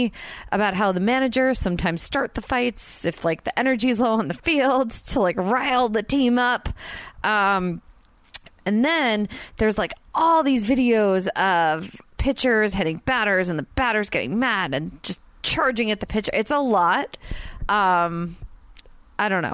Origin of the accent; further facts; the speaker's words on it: New Jersey, United States; I'm Italian and from Jersey